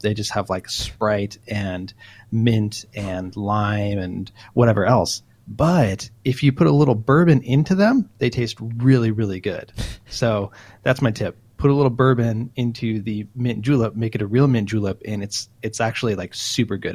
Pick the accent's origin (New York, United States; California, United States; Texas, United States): California, United States; Southern; I'm from Southern California, so I've been there a lot.